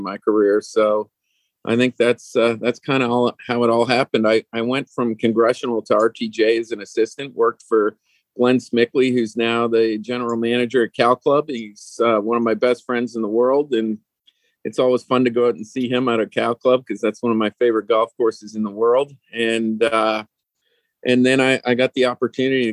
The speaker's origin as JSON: {"language": "English", "area": "Toronto suburbs", "region": "Ontario", "country": "Canada", "also_born_or_lived": "Whistler, British Columbia", "moved": "as an adult", "said": "I'm originally from the Toronto suburbs"}